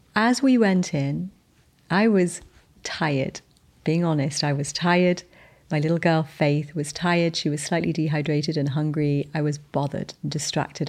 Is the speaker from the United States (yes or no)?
no; United Kingdom; I'm British